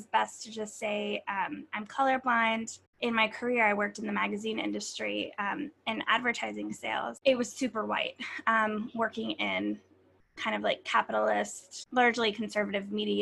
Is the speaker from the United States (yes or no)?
yes; Pennsylvania, United States; moved away as an adult; now in New York, United States; I grew up in Pennsylvania to a Jewish father and a Catholic mother